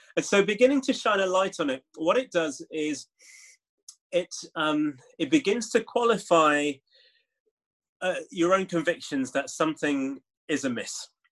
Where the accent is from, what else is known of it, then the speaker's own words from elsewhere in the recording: Leeds, Yorkshire and the Humber, United Kingdom; growing up in leeds i thought of myself as someone from leeds a yorkshireman who had caribbean parents